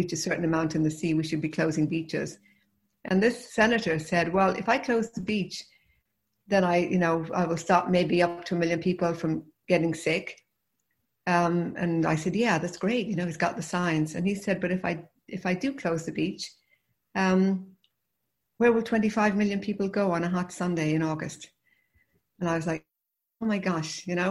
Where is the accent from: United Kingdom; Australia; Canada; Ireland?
Ireland; Limerick, Munster; moved away as an adult; also born or lived in Galway; now in United States; I grew up in Limerick